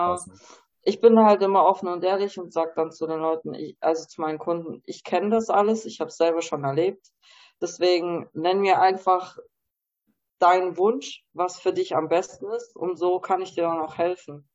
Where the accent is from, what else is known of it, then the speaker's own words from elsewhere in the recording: Germany; ich bin zwar in Deutschland geboren, aber habe halt auch ein polnische Wurzel